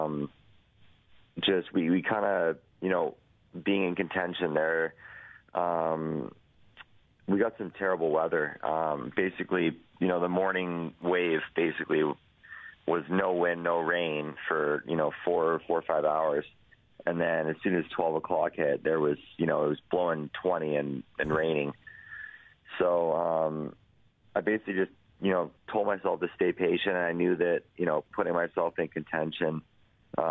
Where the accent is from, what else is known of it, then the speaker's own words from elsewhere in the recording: Edmonton, Alberta, Canada; my hometown